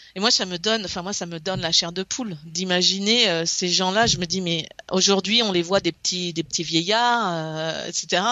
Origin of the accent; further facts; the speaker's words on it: Brittany, France; moved away as an adult; now in Alabama, United States; je viens de la Bretagne